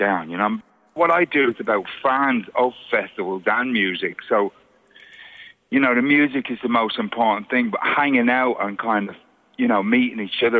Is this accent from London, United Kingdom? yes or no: yes; London, United Kingdom; accent: Cockney; now in Ireland; I grew up in Brixton in the 70s